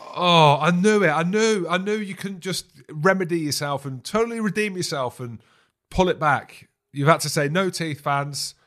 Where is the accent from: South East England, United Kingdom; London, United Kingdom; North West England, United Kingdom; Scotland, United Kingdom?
Scotland, United Kingdom; I'm Scottish